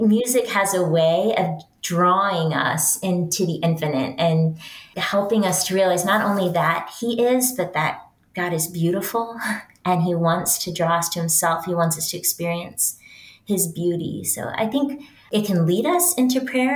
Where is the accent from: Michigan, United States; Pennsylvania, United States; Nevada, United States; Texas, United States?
Texas, United States; West; I am a Texan and I'm proud of it. I grew up in West Texas.